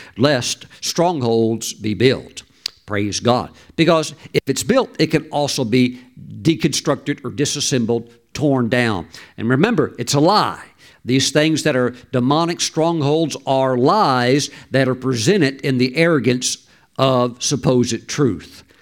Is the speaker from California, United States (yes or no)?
no; Mississippi, United States; I grew up in Mississippi